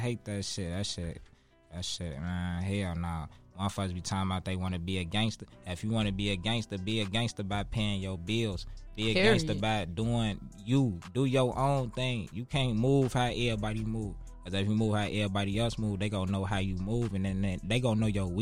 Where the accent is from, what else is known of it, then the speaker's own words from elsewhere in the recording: Chicago, Illinois, United States; growing up in Inglewood, it's tough